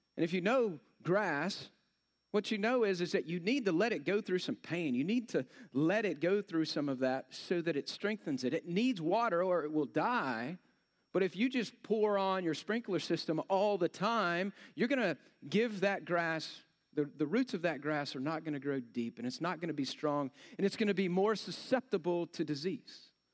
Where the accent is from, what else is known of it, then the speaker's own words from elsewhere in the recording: Texas, United States; I'm from Texas